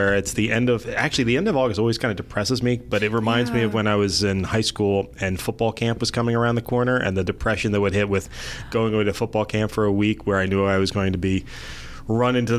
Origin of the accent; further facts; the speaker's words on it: Clayton, New Jersey, United States; Glassboro, New Jersey, which was one town over from where I grew up in Clayton